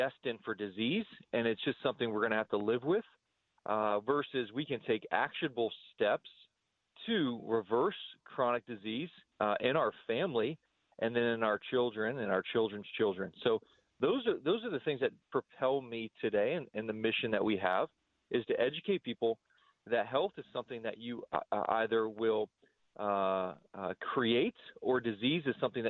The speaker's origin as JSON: {"language": "English", "country": "United States", "said": "as an American"}